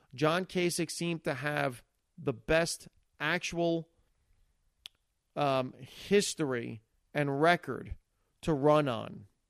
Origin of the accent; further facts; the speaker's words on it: United States; as an American citizen